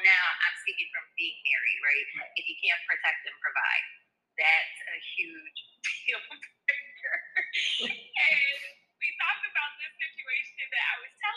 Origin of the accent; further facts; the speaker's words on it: New Jersey, United States; I'm from Jersey